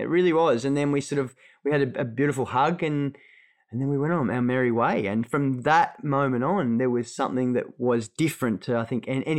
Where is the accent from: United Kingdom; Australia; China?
Australia; Sydney, New South Wales; I'm from Sydney also.